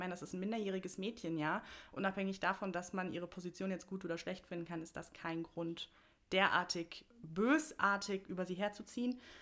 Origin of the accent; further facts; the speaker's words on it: Bad Vilbel, Hesse, Germany; komme aus Bad Vilbel. Das ist direkt äh, nördlich von Frankfurt im schönen Wetteraukreis. Und ähm, genau, da bin ich auch, also da wohne ich im Prinzip schon immer, da bin ich auch aufgewachsen